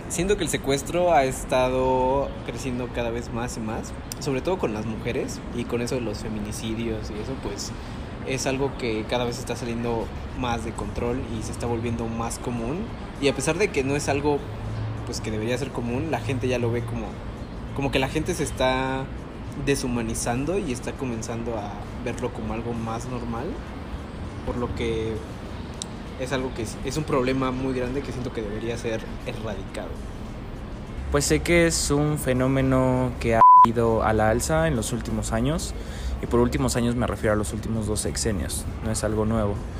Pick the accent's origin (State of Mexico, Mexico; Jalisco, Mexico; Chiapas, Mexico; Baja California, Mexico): Chiapas, Mexico; now in Mexico City, Mexico; yo soy de Chiapas y cuando vine aquí